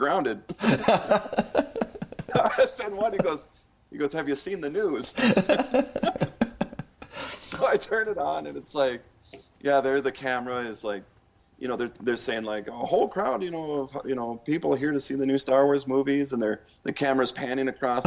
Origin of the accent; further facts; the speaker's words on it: Duluth, Minnesota, United States; the town where I grew up in Duluth